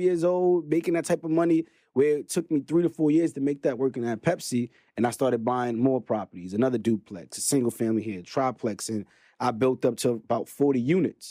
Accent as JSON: {"language": "English", "town": "New York City", "region": "New York", "country": "United States", "tie": "born or raised there", "said": "born and raised in Brooklyn, New York"}